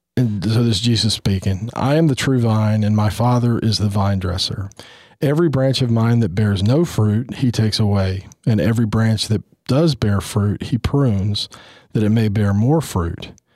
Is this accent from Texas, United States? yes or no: yes; Houston, Texas, United States; I grew up in Houston